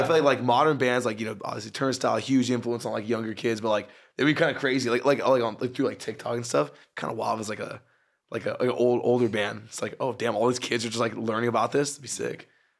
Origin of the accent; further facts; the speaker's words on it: San Pedro, California, United States; moved away as an adult; now in Santa Cruz, United States; I actually grew up down this way. I grew up in San Pedro.